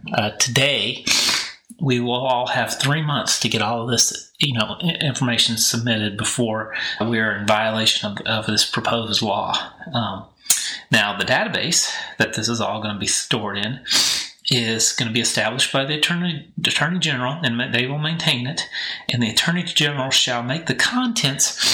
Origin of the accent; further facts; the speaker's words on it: a small town north of Kansas City, Missouri, United States; now in Texas, United States; I am from Kansas City. That's where I grew up, in a small town north of Kansas City, and went to high school there.